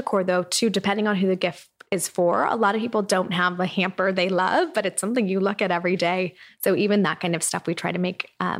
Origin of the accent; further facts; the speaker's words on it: Irvine, California, United States; I grew up in Irvine.